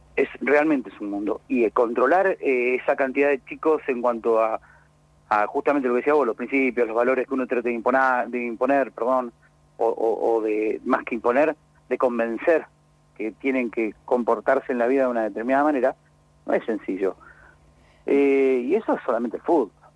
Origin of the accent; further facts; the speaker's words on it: Río Negro, Argentina; now in Bahía Blanca, Argentina; yo soy rionegrino